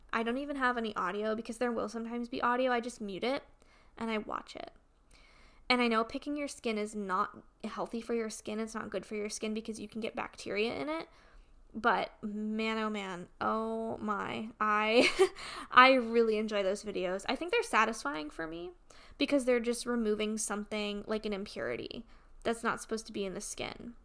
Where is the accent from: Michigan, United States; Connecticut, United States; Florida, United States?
Connecticut, United States; moved away; my hometown back in Connecticut